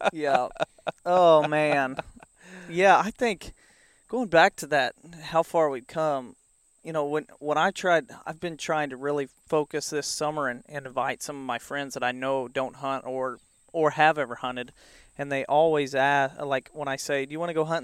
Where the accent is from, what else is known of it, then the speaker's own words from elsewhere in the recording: the Ozarks, United States; I grew up in the Ozarks with the streams, and so there was all kinds of fishing around here